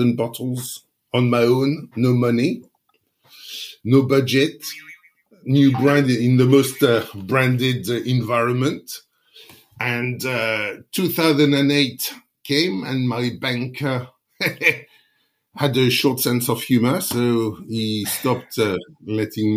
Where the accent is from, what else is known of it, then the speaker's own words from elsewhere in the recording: Reims, Grand Est, France; moved away as an adult; now in United Kingdom; I was born in Champagne